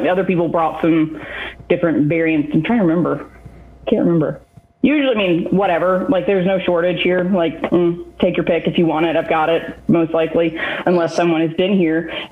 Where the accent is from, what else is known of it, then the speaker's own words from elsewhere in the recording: Black Mountain, North Carolina, United States; also born or lived in Birmingham, Alabama / Raleigh, North Carolina; I am originally from Black Mountain, North Carolina